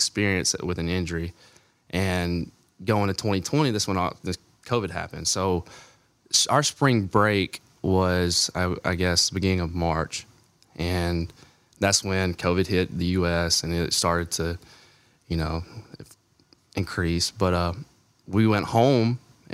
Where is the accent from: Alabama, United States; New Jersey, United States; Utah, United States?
Alabama, United States; I grew up in Alabama, and Alabama was my team